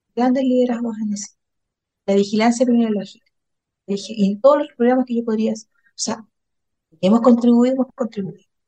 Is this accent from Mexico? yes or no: no; Valparaíso, Chile; vengo de la región de Valparaíso